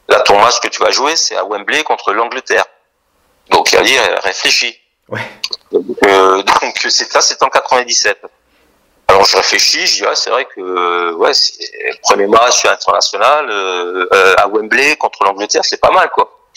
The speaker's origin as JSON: {"language": "French", "town": "Strasbourg", "region": "Grand Est", "country": "France", "tie": "born or raised there", "said": "moi j'ai la nationalité française puisque je suis né à Strasbourg et donc j'ai pas la nationalité camerounaise."}